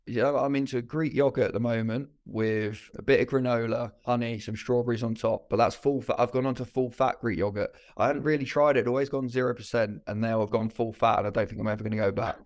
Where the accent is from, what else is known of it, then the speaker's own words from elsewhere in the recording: Birmingham, West Midlands, United Kingdom; I'm from Birmingham